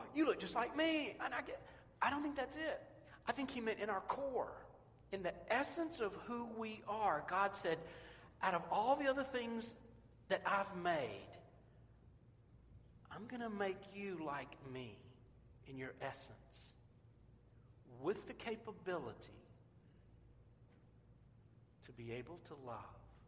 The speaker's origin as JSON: {"language": "English", "town": "Memphis", "region": "Tennessee", "country": "United States", "tie": "born or raised there", "moved": "yes", "said": "I grew up in Memphis, and we had an artesian well as our water system"}